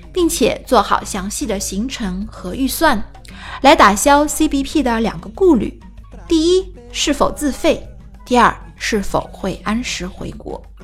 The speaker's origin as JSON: {"language": "Chinese", "country": "China", "said": "按照我们中国人的思维"}